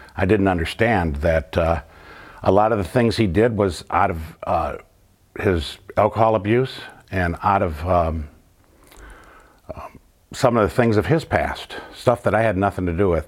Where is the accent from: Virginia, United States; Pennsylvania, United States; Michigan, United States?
Michigan, United States; Flint; Growing up in the North End